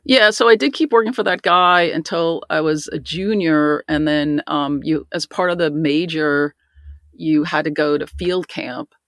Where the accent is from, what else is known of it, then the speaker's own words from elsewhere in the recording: Garden City, New York, United States; I grew up in Garden City, Nassau County